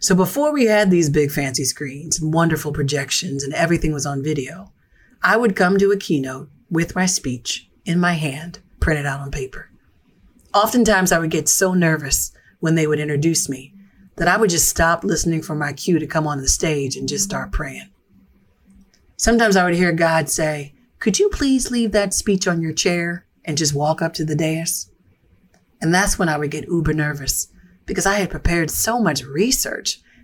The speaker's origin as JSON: {"language": "English", "town": "Philadelphia", "region": "Pennsylvania", "country": "United States", "said": "I'm a fourth generation Philly girl"}